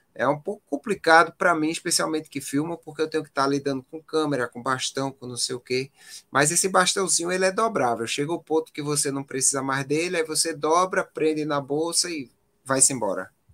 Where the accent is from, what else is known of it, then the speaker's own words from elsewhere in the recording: Pernambuco, Brazil; Eu sou nordestino, aqui eu só corro no calor, né? Aí acabo é. indo para um local é totalmente diverso do que eu vivo aqui em Pernambuco